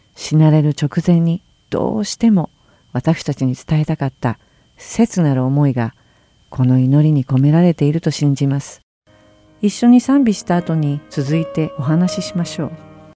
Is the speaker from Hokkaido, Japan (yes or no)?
no; Tokyo, Japan; moved away as an adult; now in United States; 27歳の時にアメリカに移り住むまで東京で生まれ東京で育ちました